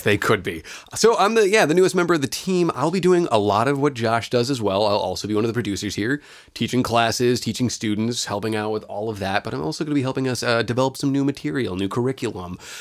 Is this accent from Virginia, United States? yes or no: no; California, United States; moved away as an adult; also born or lived in Chicago; I grew up in California. I was born and raised there